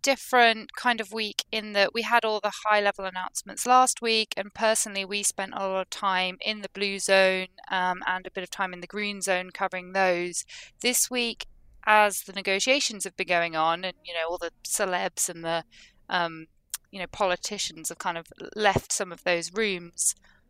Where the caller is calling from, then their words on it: Glasgow, Scotland, United Kingdom; I'm still here in Glasgow.